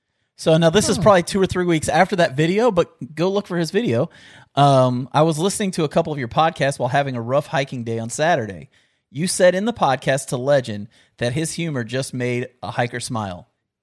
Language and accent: English; West Virginia, United States; born there; also born or lived in Kentucky; I was born in West Virginia, bro.